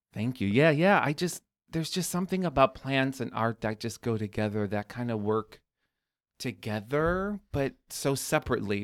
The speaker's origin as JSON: {"language": "English", "town": "Chicago", "region": "Illinois", "country": "United States", "tie": "born or raised there", "said": "I even grew up here"}